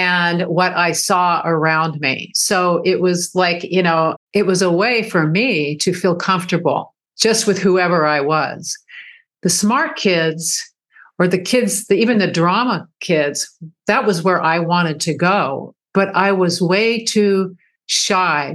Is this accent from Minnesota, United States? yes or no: no; Dana Point, California, United States; also born or lived in Hollywood, California; I grew up actually in, I would consider my hometown, Dana Point, California